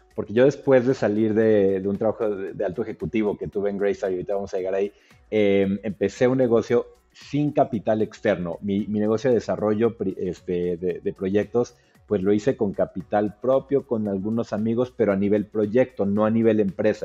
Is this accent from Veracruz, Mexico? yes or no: no; Mexico City, Mexico; moved away as an adult; yo soy del DF